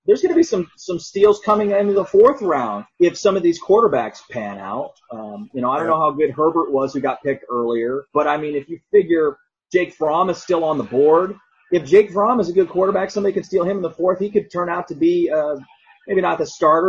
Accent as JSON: {"language": "English", "town": "St. Louis", "region": "Missouri", "country": "United States", "tie": "born or raised there", "also_born_or_lived": "Illinois / Las Vegas / Atlantic City", "moved": "as an adult", "lives_now": "Memphis, United States", "said": "having been a St. Louis guy, I grew up in St. Louis."}